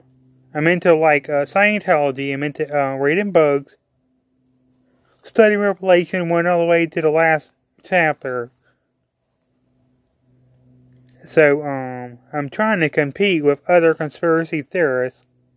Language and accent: English; Mississippi, United States; I'm from Mississippi